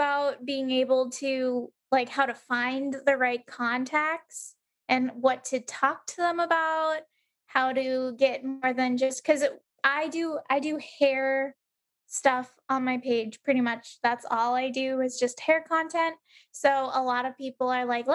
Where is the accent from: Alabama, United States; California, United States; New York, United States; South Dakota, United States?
California, United States; San Diego; moved away as an adult; now in Omaha, United States; my hometown, San Diego